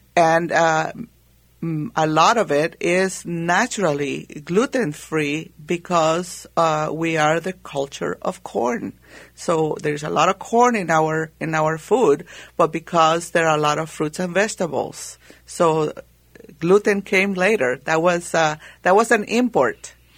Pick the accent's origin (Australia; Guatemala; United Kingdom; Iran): Guatemala; moved away; growing up in Guatemala